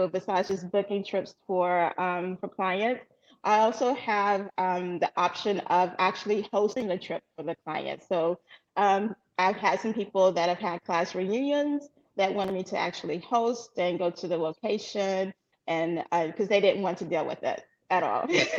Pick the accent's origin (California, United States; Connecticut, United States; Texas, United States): Texas, United States; Beaumont; moved away as an adult; also born or lived in Chicago; originally I'm from Beaumont, Texas, of course, born and raised. And then around 25, I left Beaumont to go to Chicago